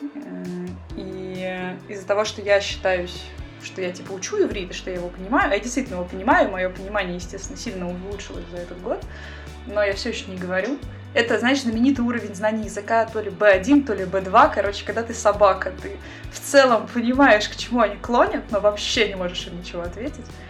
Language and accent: Russian; Russia; moved away as an adult; also born or lived in Saint Petersburg, Russia; now in Israel; я из России, я программист, жила в Петербурге